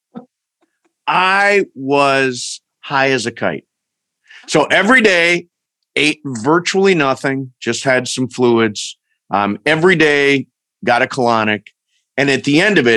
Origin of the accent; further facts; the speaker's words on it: Toledo, Ohio, United States; I'm actually from Toledo, Ohio